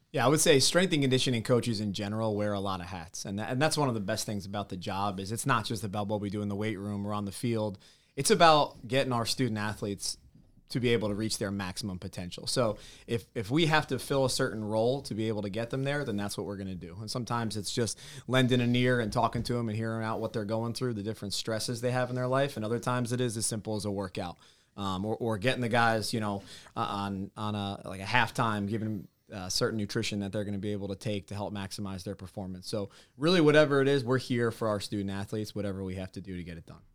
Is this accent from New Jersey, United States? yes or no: yes; New Jersey, United States; growing up in North Jersey, just over the George Washington Bridge